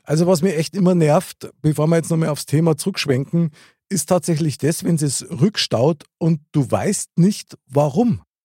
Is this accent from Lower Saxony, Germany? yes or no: no; Munich, Bavaria, Germany; Ich bin in der Nähe vom Stiegelmeierplatz aufgewachsen